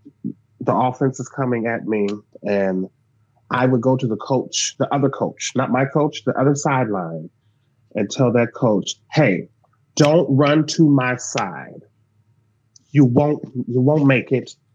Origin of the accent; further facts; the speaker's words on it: Davenport, Iowa, United States; I grew up in Iowa, and Iowa's huge for wrestling